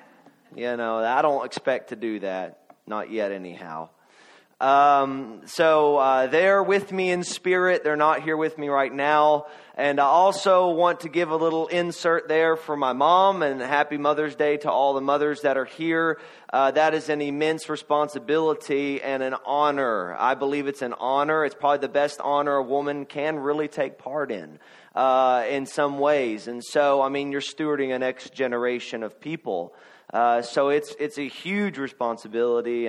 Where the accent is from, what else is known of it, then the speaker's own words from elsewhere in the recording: Kentucky, United States; I am from Kentucky